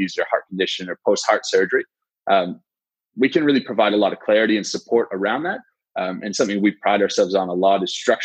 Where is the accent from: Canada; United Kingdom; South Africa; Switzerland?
Canada; moved away as an adult; now in Australia; I grew up in Canada